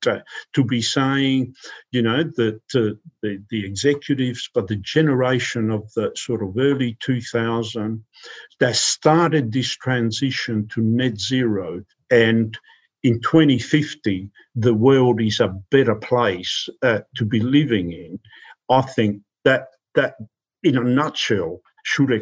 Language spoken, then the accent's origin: English; Australia; now in United Kingdom; I'm an Australian